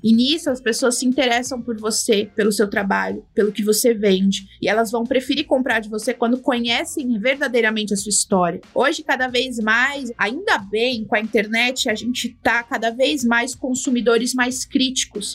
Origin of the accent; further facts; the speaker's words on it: Mogi das Cruzes, São Paulo, Brazil; sou natural de Mogi das Cruzes